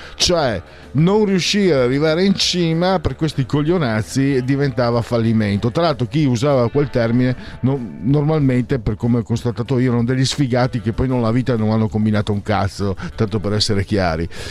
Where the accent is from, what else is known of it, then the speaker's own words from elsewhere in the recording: Friuli-Venezia Giulia, Italy; vengo dal Friuli